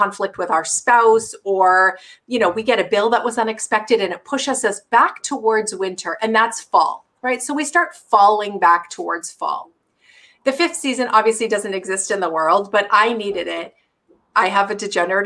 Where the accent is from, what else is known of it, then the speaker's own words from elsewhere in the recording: Canada; now in Seattle, United States; So we're Canadian